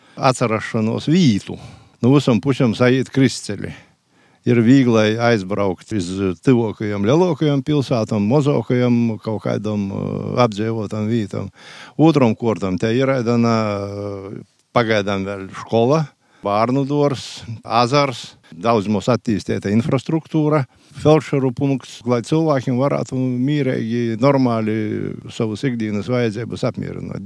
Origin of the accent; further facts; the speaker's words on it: Ezernieki, Latgale, Latvia; dzimis Ezernieku pagastā